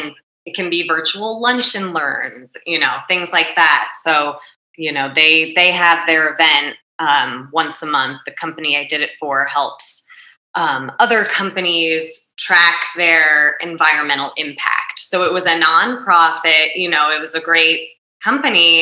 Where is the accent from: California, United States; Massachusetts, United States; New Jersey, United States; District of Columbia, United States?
New Jersey, United States; growing up in North Jersey